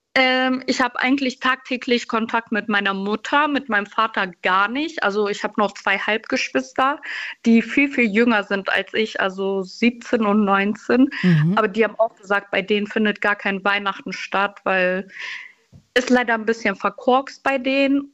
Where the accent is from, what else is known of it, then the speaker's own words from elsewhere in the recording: Schleswig-Holstein, Germany; moved away as an adult; now in Cologne, Germany; ich komme ursprünglich aus Schleswig-Holstein, wo meine Familie auch noch lebt und ich 500 Kilometer entfernt weggezogen bin